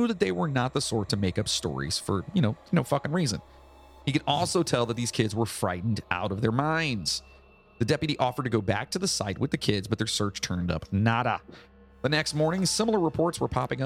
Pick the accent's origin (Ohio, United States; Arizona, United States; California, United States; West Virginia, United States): West Virginia, United States; I'm from West Virginia.